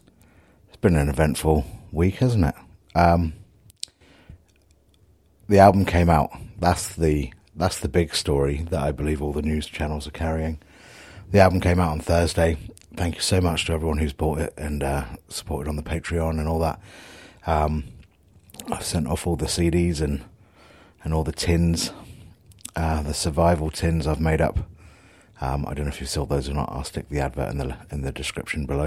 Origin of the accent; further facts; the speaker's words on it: Southampton, South East England, United Kingdom; my hometown